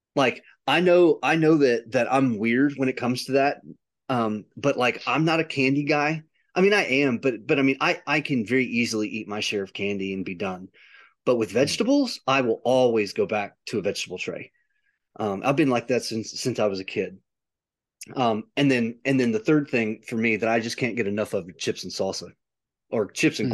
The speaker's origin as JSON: {"language": "English", "country": "United States", "said": "I'm an I'm an American"}